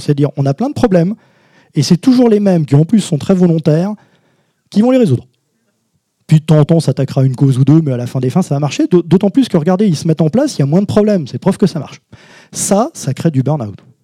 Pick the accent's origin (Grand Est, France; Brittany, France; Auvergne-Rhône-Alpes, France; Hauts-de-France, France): Hauts-de-France, France; je suis de Schnorr, euh, mais de haut de france